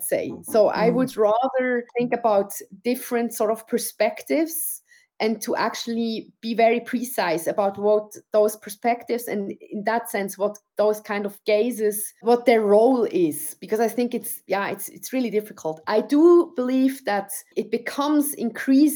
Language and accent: English; Switzerland; being brought up in Switzerland, where I could choose my path